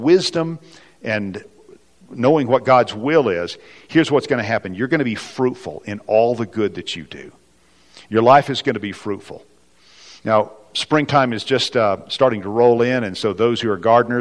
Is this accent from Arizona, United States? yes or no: no; West Texas, United States; now in Colorado, United States; I grew up in the kind of the barren oil fields of West Texas, which some of you can probably hear in my accent